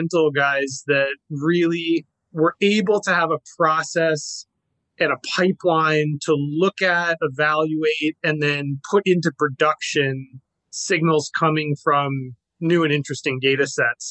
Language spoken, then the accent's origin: English; New York, United States; moved away; I'm originally from New York. Grew up surfing out on Fire Island